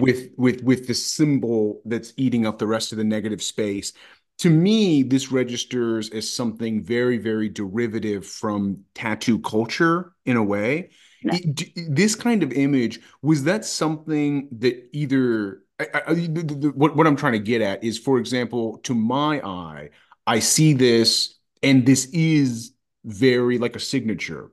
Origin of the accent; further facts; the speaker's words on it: United States; as an American person